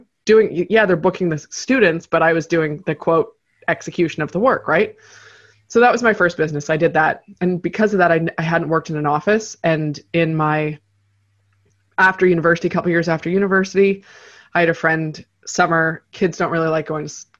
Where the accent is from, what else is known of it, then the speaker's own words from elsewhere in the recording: Canada; I am based in Toronto, Canada. So that is, I don't do all my work here and I'm from Canada, but I've lived a few different places in my life